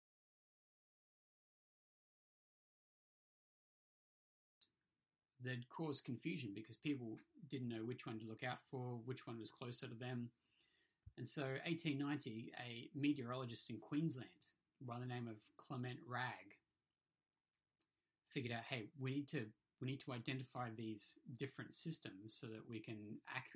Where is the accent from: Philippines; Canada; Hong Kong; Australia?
Hong Kong; moved away; I grew up in Hong Kong, and we didn't get storms there, we got typhoons.